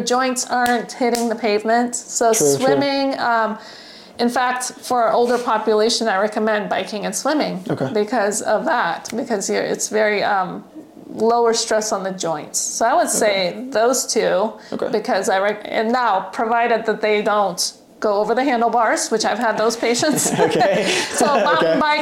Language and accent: English; Russia; now in California, United States; I'm from Russia